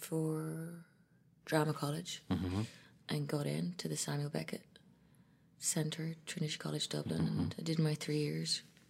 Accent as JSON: {"language": "English", "country": "Ethiopia", "tie": "born or raised there", "also_born_or_lived": "Ireland / London", "said": "I was born in Ethiopia to an Ethiopian father and an Irish mother. So I was raised between Ethiopia, Ireland, and London."}